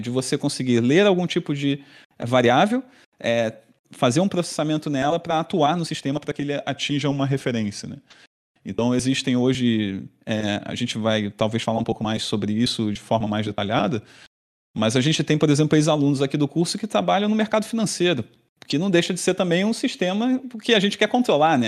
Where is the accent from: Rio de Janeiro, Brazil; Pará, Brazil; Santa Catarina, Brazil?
Rio de Janeiro, Brazil; moved away as an adult; now in Florianópolis, Brazil; sou natural do Rio de Janeiro, fiz toda a minha formação lá